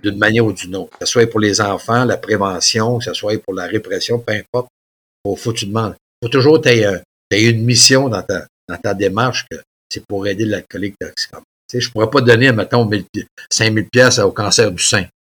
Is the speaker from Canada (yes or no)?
yes; Mont-Joli, Quebec, Canada; Il y avait un gym chez nous, à Montjoly